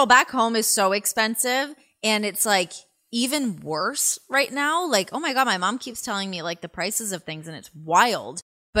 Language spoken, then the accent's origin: English; Toronto, Ontario, Canada; moved away as an adult; now in United States; I'm a Torontonian